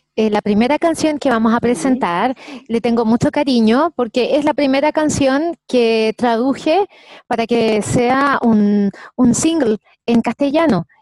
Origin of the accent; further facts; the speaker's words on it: Santiago, Santiago Metropolitan Region, Chile; also born or lived in Viña del Mar; Nací en Santiago, soy de, original de Santiago de Chile. Eh, me crié aquí en Santiago de Chile.